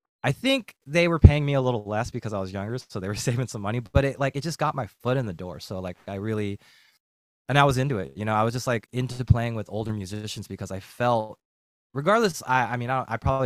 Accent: Bay Area, California, United States; moved away as an adult; also born or lived in San Jose; now in San Diego, United States; I grew up in the Bay Area.

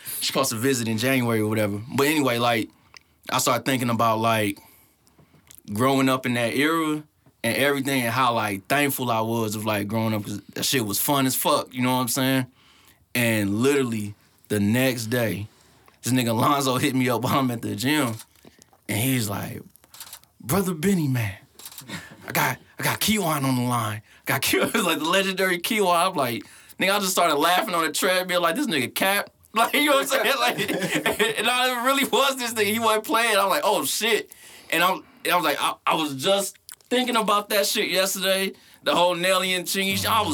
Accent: St. Louis, Missouri, United States; I was from St. Louis

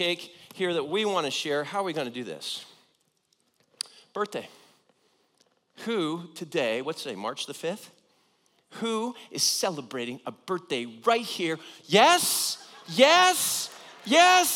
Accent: Southern California, United States; I grew up in Southern California

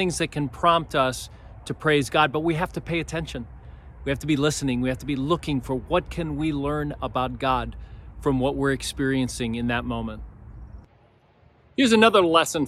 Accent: Miami, Florida, United States; I grew up in Miami, and I was in my teens

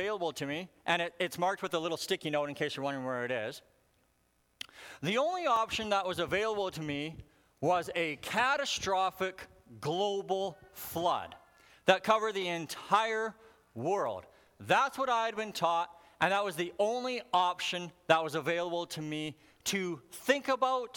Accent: Alberta, Canada; I grew up in Alberta, and in Alberta, there's a lot of fossils

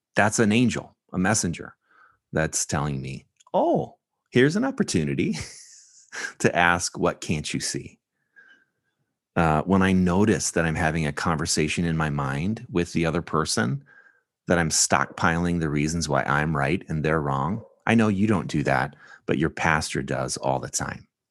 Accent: California, United States; I'm from California, a coastland

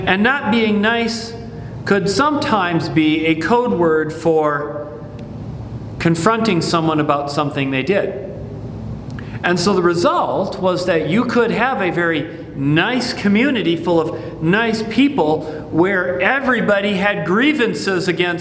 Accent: Midwest, United States; I grew up in the Midwest

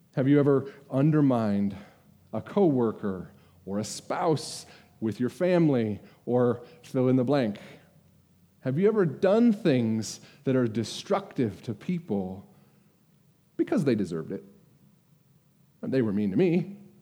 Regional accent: United States; I'm an American

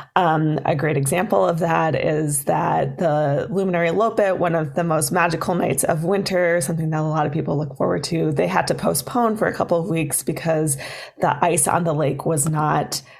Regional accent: Duluth, Minnesota, United States; I grew up in Duluth

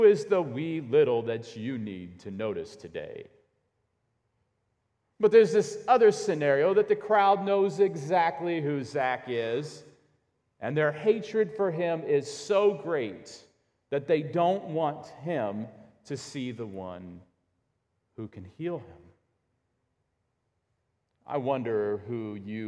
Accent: Illinois, United States; growing up in Illinois

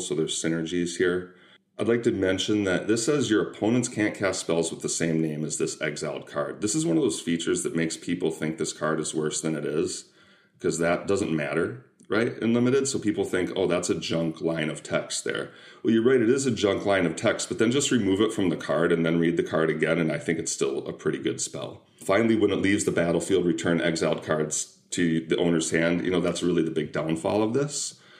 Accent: Minnesota, United States; we're both from Minnesota

